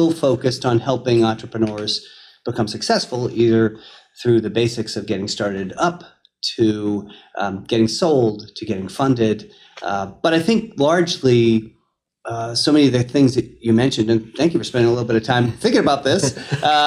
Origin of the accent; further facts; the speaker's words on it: Marlborough, Massachusetts, United States; I grew up in Marlboro